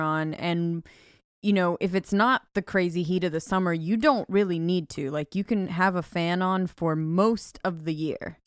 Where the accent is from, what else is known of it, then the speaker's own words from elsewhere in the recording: California, United States; moved away; I'm from California